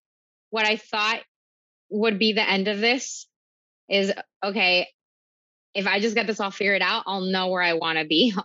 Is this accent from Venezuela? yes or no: yes; Venezuela; also born or lived in Miami; now in New York, United States; So I'm from Venezuela. I moved to Miami. And it was very clear for me my whole life that Miami was not the place for me.